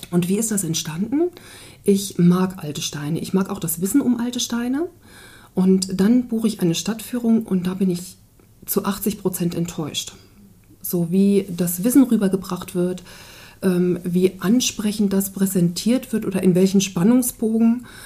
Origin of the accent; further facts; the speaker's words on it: Lower Saxony, Germany; weil es einfach von meinem Heimatort oder von Braunlage sehr nah ist